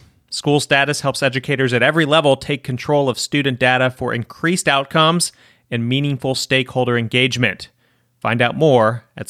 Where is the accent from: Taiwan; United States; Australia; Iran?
United States; Virginia; now in Mississippi, United States; I didn't grow up here. I grew up in Virginia.